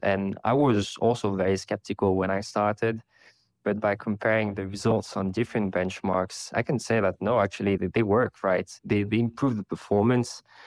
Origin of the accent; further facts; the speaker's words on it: Paris, Île-de-France, France; now in London, United Kingdom; I'm currently based in London, but I come from Paris